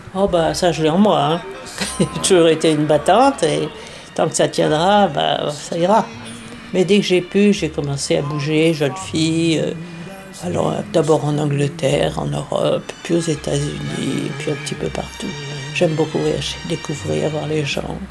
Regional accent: France; moved away as an adult; also born or lived in New York, United States / Washington, United States; je suis franco-américaine. Je suis née en France, et je me suis transportée

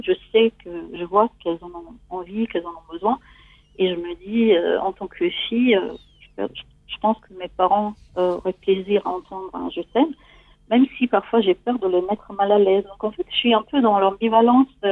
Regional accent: Italy; French is a second language; moved away as an adult; now in France; je suis née en Italie et j'ai grandi en Italie

